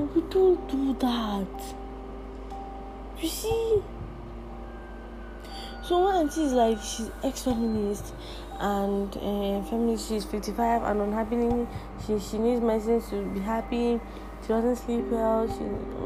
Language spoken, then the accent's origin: English; Nigeria; English is a second language; I, as a Nigerian